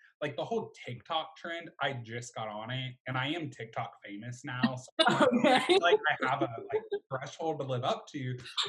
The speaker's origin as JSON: {"language": "English", "town": "Mobile", "region": "Alabama", "country": "United States", "accent": "southern", "said": "I unfortunately am related to … I'm 20 years old from the great old city of Mobile, Alabama. That's why if I have a little southern tinge in my voice, that's because I am from the middle of buttfuck nowhere."}